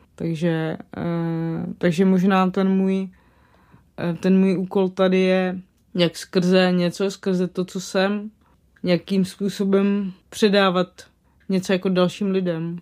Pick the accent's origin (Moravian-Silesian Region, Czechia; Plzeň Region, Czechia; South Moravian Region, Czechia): South Moravian Region, Czechia; Moravany; já pocházím z Moravan u Kijova, což je na Slovácku